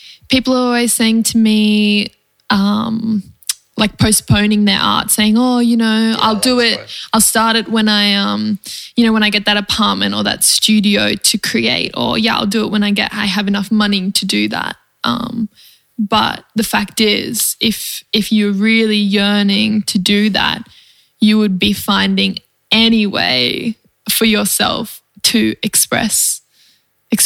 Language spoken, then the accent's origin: English; Mooloolaba, Queensland, Australia; also born or lived in Kingscliff, New South Wales; now in Northern New South Wales, Australia; I grew up in Mooloolambah, but we've always had the farm in Coogee in Kingscliff